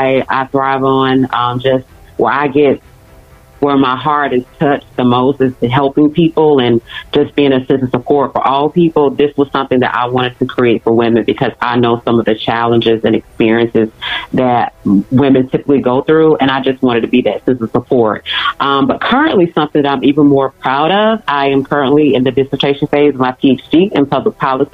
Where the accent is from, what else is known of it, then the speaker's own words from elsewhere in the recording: Alabama, United States; now in Atlanta, United States; I am actually originally from Alabama, but I am currently residing in Atlanta, Georgia